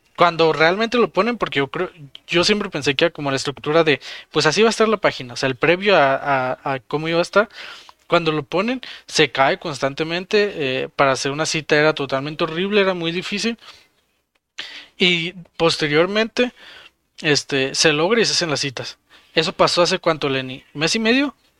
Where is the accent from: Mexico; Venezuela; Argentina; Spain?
Mexico